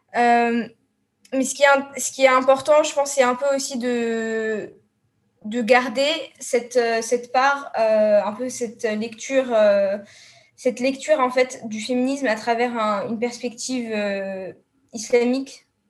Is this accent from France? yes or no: no; Tunisia; je suis tunisienne